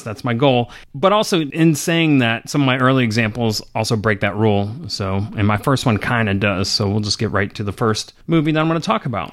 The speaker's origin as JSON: {"language": "English", "region": "the South", "country": "United States", "said": "I'm from the South"}